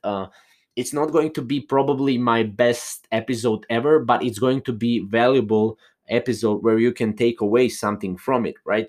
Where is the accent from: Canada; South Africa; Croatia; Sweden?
Croatia; I'm not from, uh, U S A. I am from Croatia, a little small country in Europe.